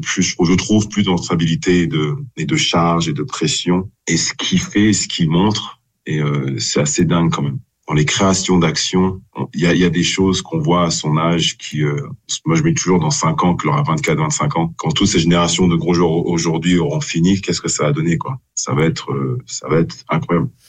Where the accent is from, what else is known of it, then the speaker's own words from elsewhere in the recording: France; en tant que Français